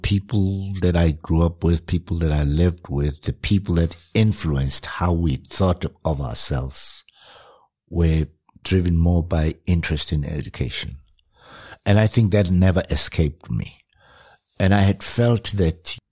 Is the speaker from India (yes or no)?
no; South Africa; I introduced myself as a South African musician